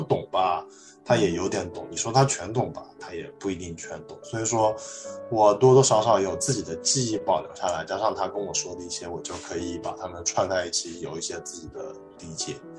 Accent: Wuhan, Hubei, China; moved away; also born or lived in Shanghai; 我家，老家是在武汉，然后我嗯。们家后来去了上海发展

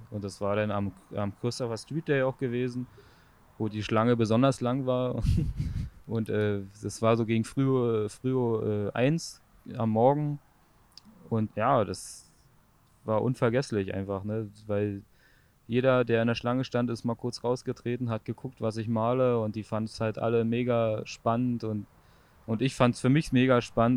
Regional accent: Frankfurt, Brandenburg, Germany; Also äh, Frankfurt-Oder, das äh, östlichste Teil von Deutschland, äh, quasi genau an der Grenze zu äh, Polen. Äh, wir haben quasi Doppelstadt, äh, Slobice, Frankfurt-Oder. Und da bin ich halt so aufgewachsen

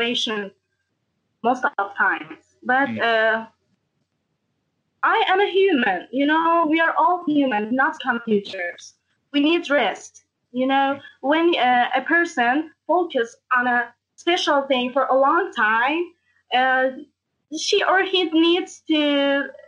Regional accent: Tehran, Tehran Province, Iran; also born or lived in Karaj; from Iran, Tehran, and I'm 19 years old

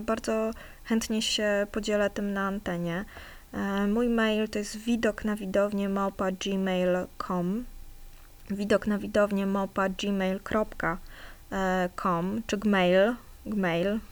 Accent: Warsaw, Masovian Voivodeship, Poland; bo jestem z Warszawy

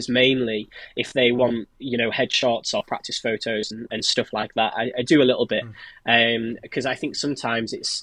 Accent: Cumbria, North West England, United Kingdom; moved away as an adult; also born or lived in Newcastle; I grew up in Cumbria

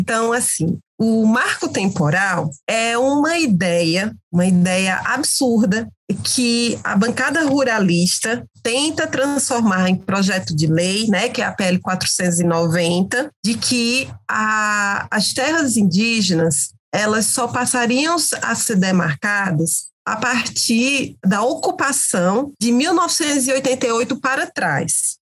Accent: Crato, Ceará, Brazil; Eu sou uma mulher cariri, sou do Crato, sou da região do Cariri Cearense

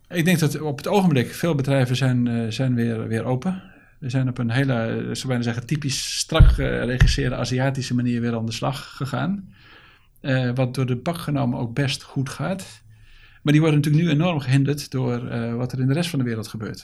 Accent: Netherlands; als Nederlanders

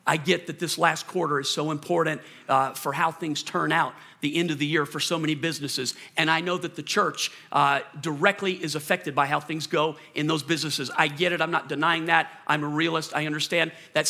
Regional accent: Colorado, United States; I'm from Colorado. Yeah. I can drive through anything.

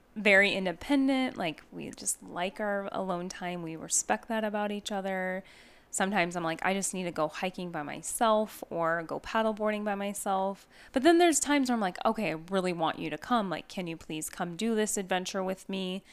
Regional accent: Northwest, United States; now in Arizona, United States; I'm from the Northwest

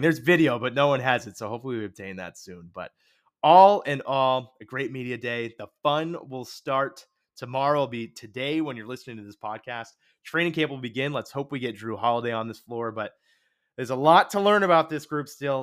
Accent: New Hampshire, United States; I'm from New Hampshire

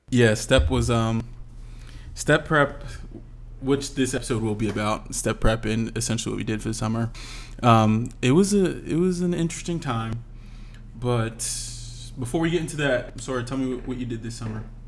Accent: Philadelphia, Pennsylvania, United States; moved away as an adult; Philadelphia, my hometown

